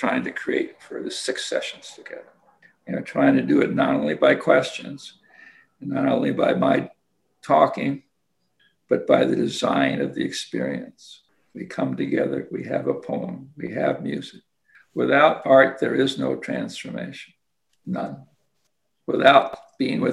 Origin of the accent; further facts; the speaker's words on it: Kansas, United States; I'm a kid from Kansas